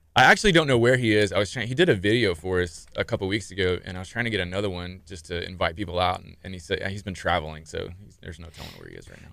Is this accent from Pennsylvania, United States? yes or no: no; Clear Lake, Texas, United States; now in Galveston, United States; I'm from the area. I grew up in Clear Lake. Uh, lived there pretty much all my life